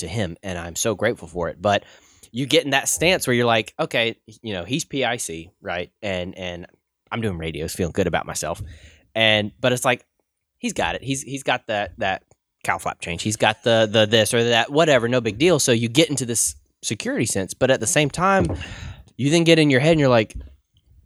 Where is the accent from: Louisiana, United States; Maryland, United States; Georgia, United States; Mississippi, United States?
Louisiana, United States; Monroe; now in Arkansas, United States; Monroe, Louisiana, you know, hometown